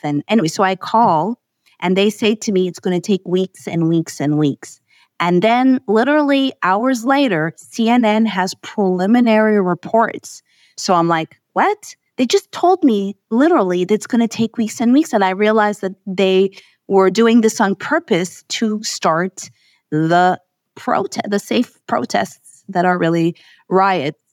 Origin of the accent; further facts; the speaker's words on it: Montreal, Quebec, Canada; I hail from Montreal, Canada.